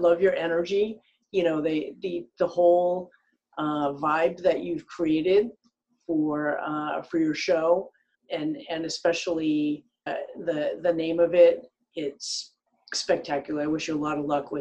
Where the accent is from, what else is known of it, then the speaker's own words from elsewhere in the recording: Rhode Island, United States; moved away as an adult; now in Los Angeles, United States; I actually started in back east, growing up in Rhode Island.